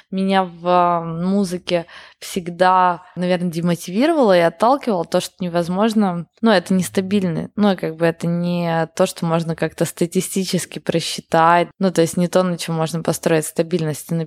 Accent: Yekaterinburg, Sverdlovsk Oblast, Russia; я из Екатеринбурга для меня это то же самое

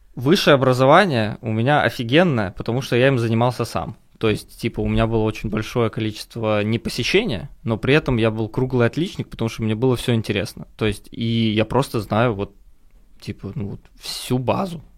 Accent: Minsk, Belarus; now in Moscow, Russia; я сам из Беларуси, из Минска

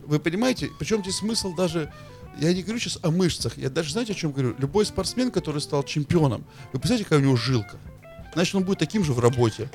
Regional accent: Veliky Novgorod, Novgorod Oblast, Russia; я из Великого Новгорода

